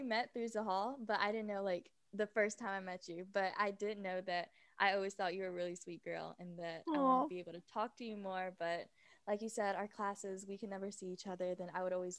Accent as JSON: {"language": "English", "town": "Raleigh", "region": "North Carolina", "country": "United States", "tie": "born or raised there", "also_born_or_lived": "Fayetteville, North Carolina", "said": "I was born in Fayetteville, North Carolina, because it's near Fort Bragg, which is a base for the Army. And then when I was in third grade, we moved to Raleigh, North Carolina, and I've been here ever since."}